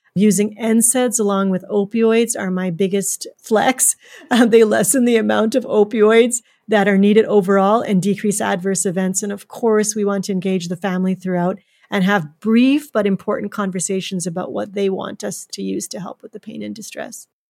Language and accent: English; Canada; also born or lived in Edmonton, Alberta; being Canadian